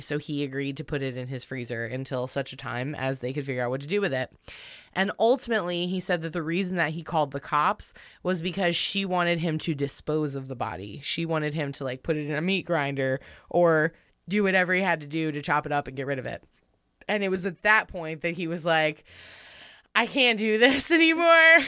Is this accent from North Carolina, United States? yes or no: yes; North Carolina, United States; moved away; I'm from North Kakalaki.